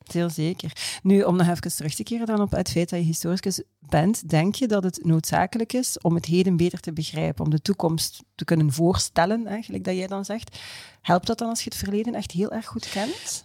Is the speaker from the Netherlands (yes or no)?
no; Belgium; als Belg